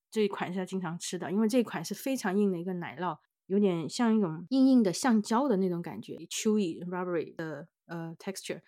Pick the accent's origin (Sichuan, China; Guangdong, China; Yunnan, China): Yunnan, China; moved away; 我们云南那边大理